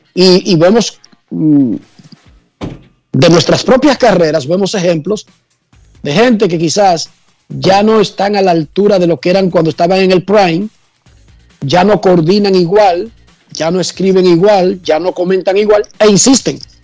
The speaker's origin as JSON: {"language": "Spanish", "country": "Dominican Republic"}